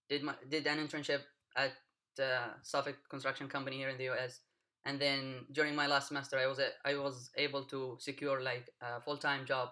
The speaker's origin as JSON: {"language": "English", "area": "Wadi Dawan", "region": "Hadramaut", "country": "Yemen", "moved": "as an adult", "said": "I come from Yemen. Specifically, I come from the state of Hadramaut"}